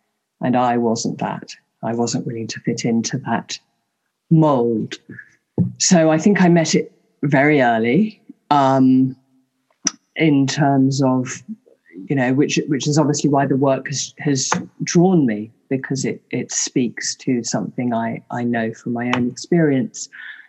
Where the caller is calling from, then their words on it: England, United Kingdom; I'm joining you from the English countryside, about an hour and a half outside London.